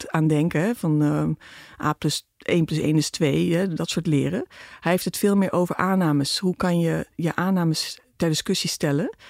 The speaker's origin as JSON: {"language": "Dutch", "country": "Philippines", "tie": "born there", "said": "Ik ben in de Filipijnen geboren. Dus die expats hè, vanwege Philips."}